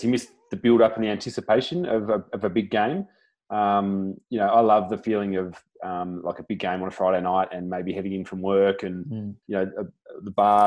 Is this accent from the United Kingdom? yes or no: no; Tasmania, Australia; growing up in Tassie and kicking the dew off the ground a fair bit